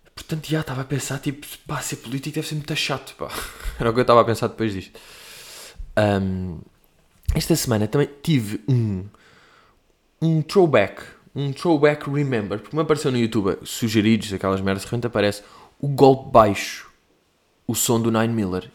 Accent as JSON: {"language": "Portuguese", "country": "Portugal", "said": "I'm from Portugal"}